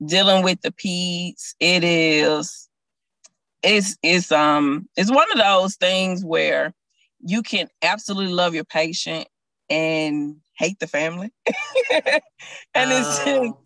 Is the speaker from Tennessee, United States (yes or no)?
yes; Chattanooga, Tennessee, United States; moved away as an adult; also born or lived in Atlanta, Georgia; now in Memphis, United States; Chattanooga, born and raised. Born and raised in Chattanooga